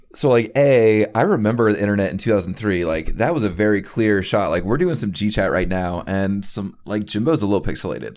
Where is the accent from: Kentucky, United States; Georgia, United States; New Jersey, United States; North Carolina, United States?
North Carolina, United States; I'm from North Carolina.